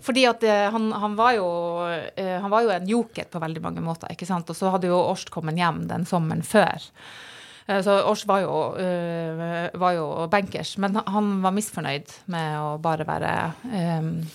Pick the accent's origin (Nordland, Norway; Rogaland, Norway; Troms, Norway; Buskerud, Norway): Troms, Norway; Burfjord; moved away; hjemme i Burfjord